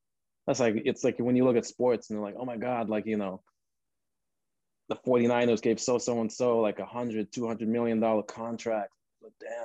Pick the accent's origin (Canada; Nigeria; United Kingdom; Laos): Nigeria; Northern Nigeria; now in Los Angeles, United States; growing up in Nigeria, I grew up in the north.